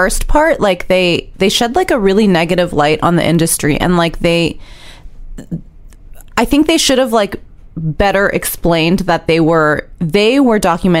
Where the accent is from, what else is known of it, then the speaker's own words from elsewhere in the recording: New York City, New York, United States; I grew up in New York City